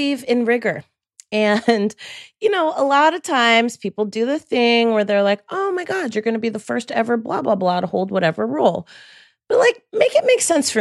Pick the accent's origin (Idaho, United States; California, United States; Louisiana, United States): California, United States; Bay Area; moved away as an adult; also born or lived in San Francisco; now in Atlanta, United States; I'm going to give myself like Bay Area because, you know, I grew up in Warren